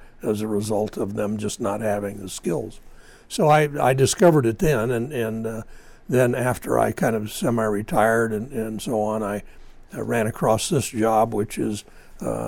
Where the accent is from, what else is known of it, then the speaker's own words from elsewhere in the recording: Lindsay, California, United States; Down in the valley between Fresno and Bakersfield, Lindsay, California